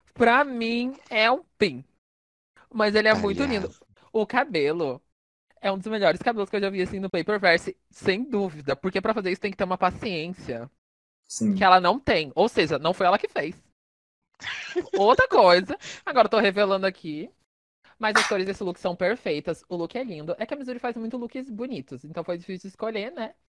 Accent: South Region, Brazil; eu sou do Sul

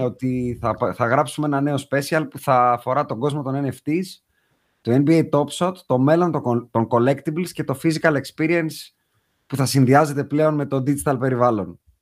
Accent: Athens, Attica, Greece; Εμεί είμαστε και οι τρει από Αθήνα.

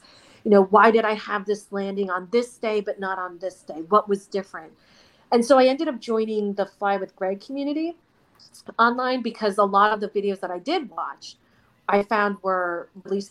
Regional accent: United States; also born or lived in South Korea; growing up in the States

